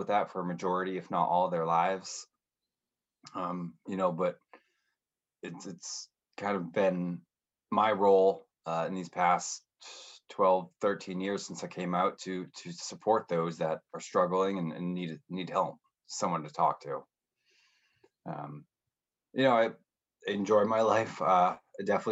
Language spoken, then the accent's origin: English; northern New Hampshire, United States; also born or lived in Tampa; now in Boston, United States; I grew up in New England, specifically in northern New Hampshire